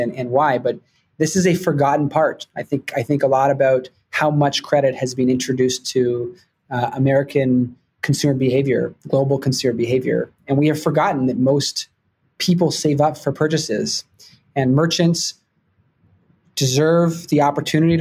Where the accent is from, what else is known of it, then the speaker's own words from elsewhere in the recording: Vancouver, British Columbia, Canada; moved away as an adult; also born or lived in Toronto; now in New York, United States; I grew up in Vancouver, Canada